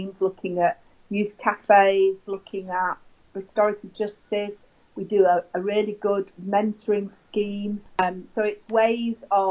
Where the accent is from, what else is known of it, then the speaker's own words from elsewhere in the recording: Manchester, North West England, United Kingdom; I'm from Manchester